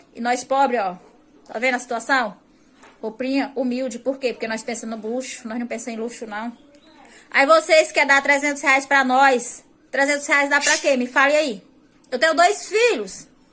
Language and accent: Portuguese; Icó, Ceará, Brazil; Eu sou da cidade de Icó, interior de Fortaleza, Ceará